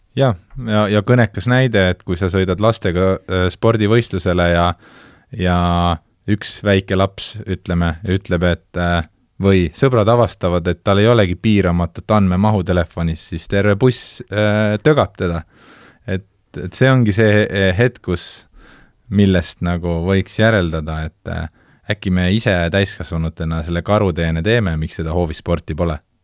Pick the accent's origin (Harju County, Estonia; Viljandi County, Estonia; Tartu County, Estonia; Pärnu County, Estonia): Tartu County, Estonia; Tartu; also born or lived in Kääriku; ma tegelikult kasvasin üles Tartus